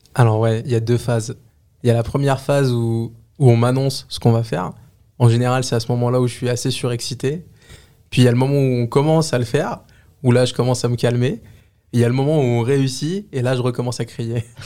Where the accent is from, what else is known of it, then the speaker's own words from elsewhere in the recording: Les Lilas, Île-de-France, France; je viens du 93, la ville des Lilas. J'ai vécu là-bas toute ma vie. J'ai grandi là-bas